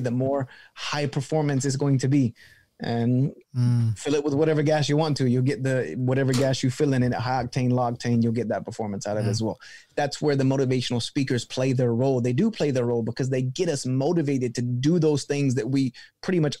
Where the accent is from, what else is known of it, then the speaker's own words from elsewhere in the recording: the South, United States; I'm from the South. And so I equate things with kind of like my upbringing. And I grew up in the church community in the South